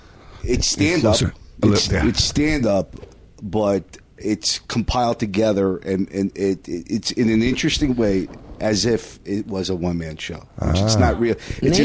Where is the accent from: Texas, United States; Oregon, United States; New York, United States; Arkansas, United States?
New York, United States; New York City; I'm from Brooklyn, New York.